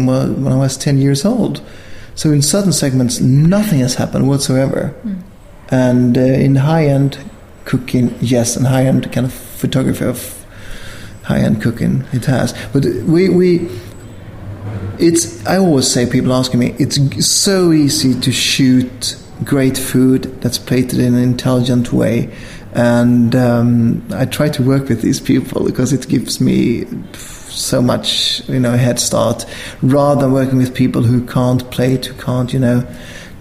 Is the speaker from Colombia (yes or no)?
no; Sweden